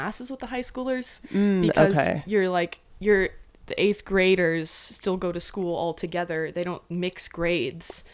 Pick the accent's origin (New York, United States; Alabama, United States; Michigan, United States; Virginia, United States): Virginia, United States; Floyd; I grew up in Floyd, Virginia.